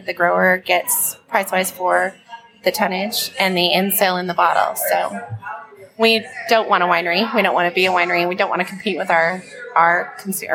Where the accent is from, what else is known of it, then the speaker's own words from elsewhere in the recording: Oregon, United States; also born or lived in Washington; now in Texas, United States; I'm originally from Oregon, born in Washington, raised in Oregon